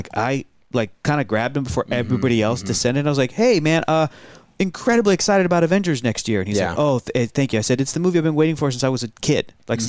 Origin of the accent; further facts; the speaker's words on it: San Diego, California, United States; Growing up in San Diego.